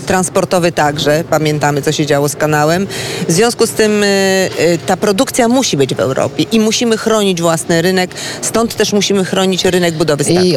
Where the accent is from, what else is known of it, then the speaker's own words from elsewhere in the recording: Szczecin, West Pomeranian Voivodeship, Poland; u nas w Szczecinie